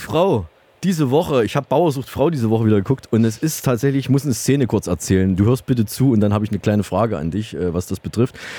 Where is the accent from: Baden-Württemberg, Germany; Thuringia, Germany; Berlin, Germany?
Thuringia, Germany; Saalfeld; moved away; in meiner Heimatstadt nach Saalfeld